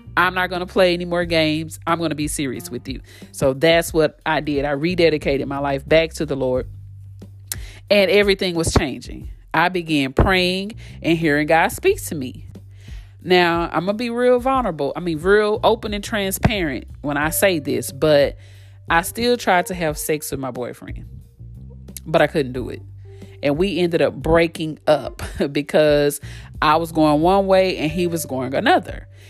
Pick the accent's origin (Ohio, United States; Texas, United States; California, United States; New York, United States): Texas, United States; Fort Worth; Born and raised in Fort Worth, Texas